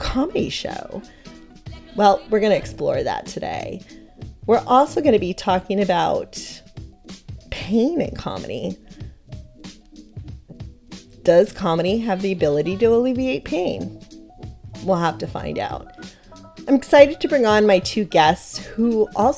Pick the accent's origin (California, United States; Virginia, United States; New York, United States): California, United States; Los Angeles; Eagle Rock, where I grew up here in Los Angeles